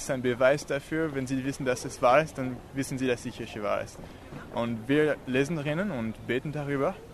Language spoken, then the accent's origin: German; France; German is a second language; now in Innsbruck, Austria; Zum Beispiel, ich {S4} komme aus Frankreich und ich bin hier seit fast zwei Jahren